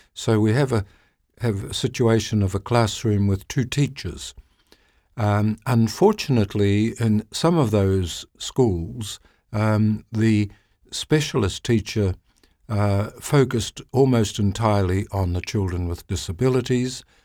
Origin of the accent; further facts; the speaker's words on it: New Zealand; I'm from New Zealand